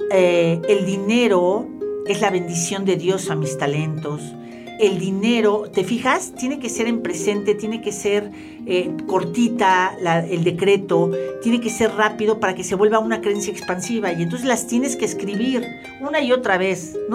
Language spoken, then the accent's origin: Spanish; Mexico; lo que somos los latinos, específicamente los mexicanos